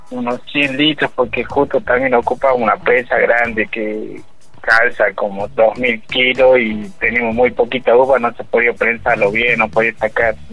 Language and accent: Spanish; Cafayate, Salta, Argentina; Y bueno, eh, nosotros somos de aquí de Cafayate.